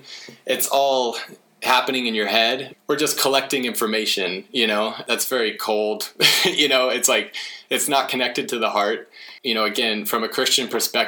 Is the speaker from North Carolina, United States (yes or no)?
no; Oklahoma, United States; moved away as an adult; also born or lived in California; now in Washington, United States; I grew up in Oklahoma